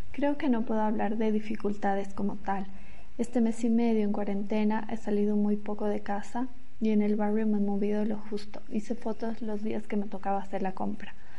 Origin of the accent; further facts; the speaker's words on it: La Paz, Bolivia; moved away as an adult; soy boliviana, fotógrafa documental y a pesar de haber vivido muchos años fuera, hoy me toca vivir la pandemia desde la ciudad donde nací, que es La Paz